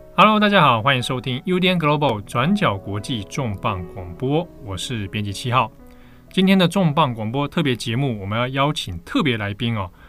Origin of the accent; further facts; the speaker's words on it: Taiwan; 身为台湾人的我们